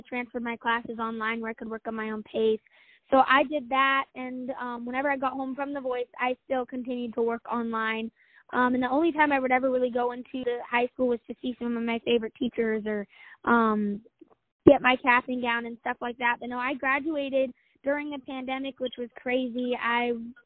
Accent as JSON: {"language": "English", "town": "Farmington", "region": "New Mexico", "country": "United States", "said": "I am from Farmington, New Mexico"}